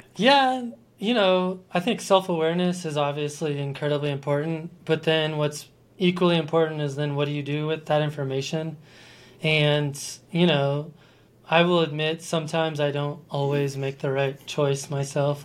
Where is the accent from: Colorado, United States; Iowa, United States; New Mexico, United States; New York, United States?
Colorado, United States; Colorado Springs; also born or lived in Boulder, Colorado; I am a native of Colorado. I was born in Boulder and I grew up in Colorado